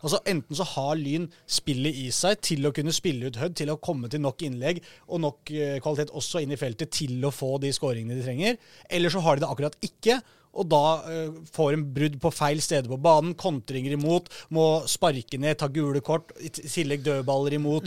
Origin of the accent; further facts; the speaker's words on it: Oslo, Norway; jeg er fra Oslo